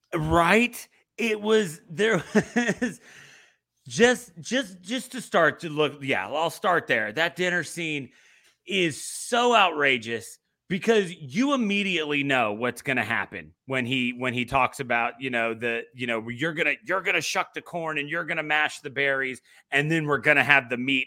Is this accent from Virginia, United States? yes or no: yes; Virginia Beach, Virginia, United States; I grew up in Virginia Beach